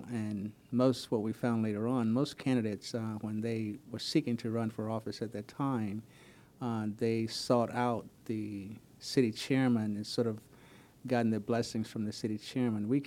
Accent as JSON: {"language": "English", "area": "Palm Beach County", "region": "Florida", "country": "United States", "tie": "born or raised there", "moved": "yes", "lives_now": "Wilmington, United States", "said": "I grew up in Palm Beach County, Florida."}